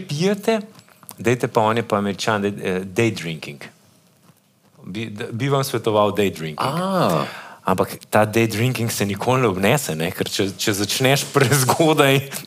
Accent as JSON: {"language": "Slovenian", "country": "Slovenia", "said": "Slovenci smo"}